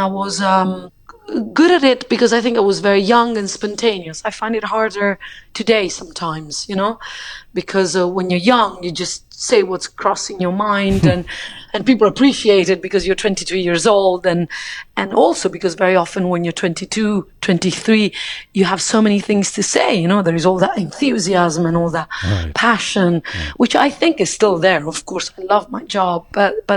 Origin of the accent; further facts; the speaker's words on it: Rome, Lazio, Italy; also born or lived in United Kingdom; now in France; I grew up in Italy